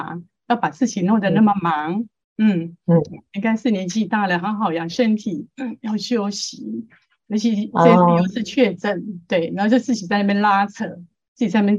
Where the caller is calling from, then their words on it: Chiayi, Taiwan; 师父你好，